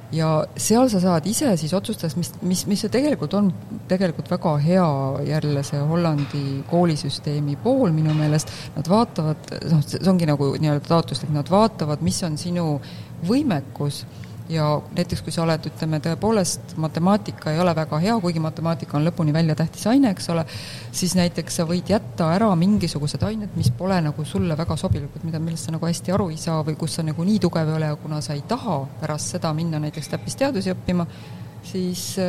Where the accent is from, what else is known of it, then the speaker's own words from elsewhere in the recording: Estonia; now in Netherlands; mina kui eestlane